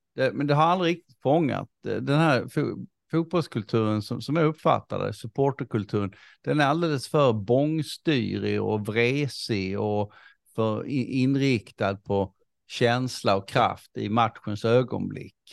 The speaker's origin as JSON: {"language": "Swedish", "country": "Sweden", "said": "som, som svensk"}